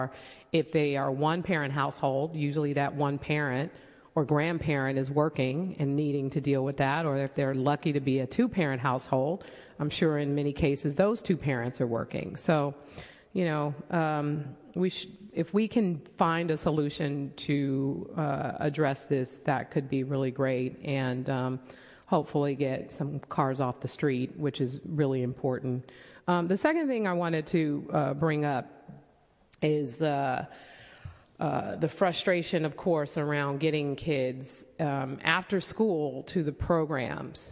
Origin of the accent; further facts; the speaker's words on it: San Francisco, California, United States; I was growing up in San Francisco, like Supervisor Tang and Farrell, we walked to school together with other kids